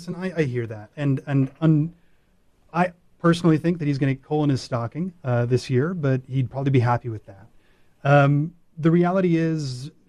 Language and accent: English; Northbrook, Illinois, United States; also born or lived in Washington, D.C. / Winnetka, Illinois; I grew up in Northbrook, Illinois. I spent about 10 years out in Washington.